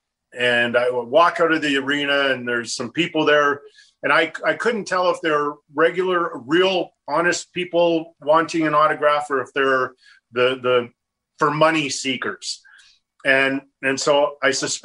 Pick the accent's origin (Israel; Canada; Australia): Canada; Edmonton, Alberta; moved away as an adult; also born or lived in Los Angeles; growing up in Edmonton that I would have ever played in the National Hockey League